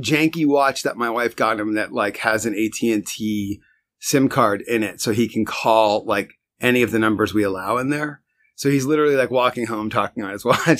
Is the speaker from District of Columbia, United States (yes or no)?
no; Westfield, New Jersey, United States; moved away as an adult; now in Brooklyn, United States; I was born in Westfield, New Jersey.